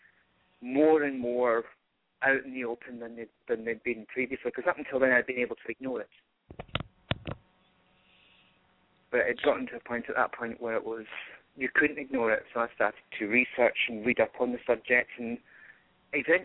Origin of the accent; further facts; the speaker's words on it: Glasgow, Scotland, United Kingdom; accent: Glasgow; moved away as an adult; also born or lived in Florida / upstate New York; now in New York, United States; the accent, and it really isn't a particularly strong accent by my standards, originates from Glasgow